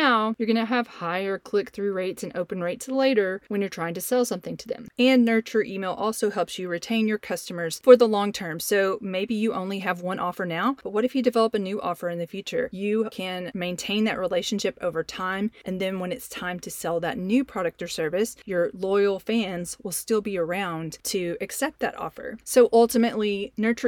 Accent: the South, United States; you can tell probably from my voice that I'm from the South, and so we use y'all very often in our conversations

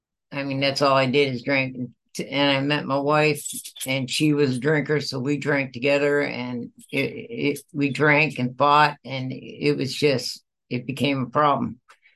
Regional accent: Michigan, United States; I was born and raised in the Midwest, Michigan, and I had four brothers, no, five brothers and a sister

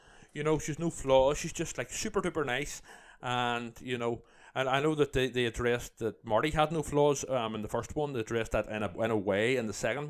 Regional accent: Ireland; Yeah. I'm Irish

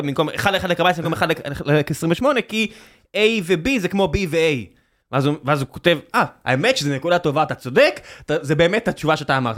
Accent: Israel

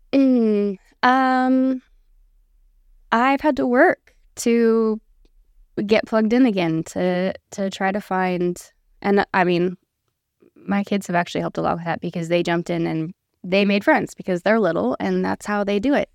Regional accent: Auburn, California, United States; moved away as an adult; now in Tennessee, United States; I was born and raised in Auburn, California

